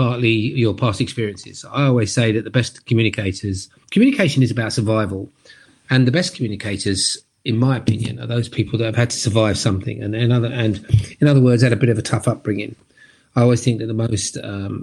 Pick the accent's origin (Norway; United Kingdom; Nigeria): United Kingdom; London; I was born and bred in Brixton in London, which is a pretty tough area.